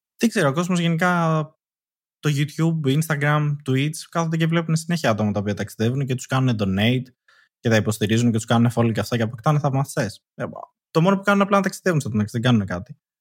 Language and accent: Greek; Athens, Attica, Greece